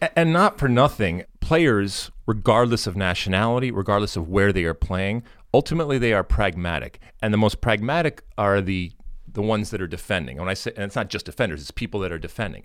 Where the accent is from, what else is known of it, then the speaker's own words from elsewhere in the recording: United States; we, as an American soccer playing, uh, nation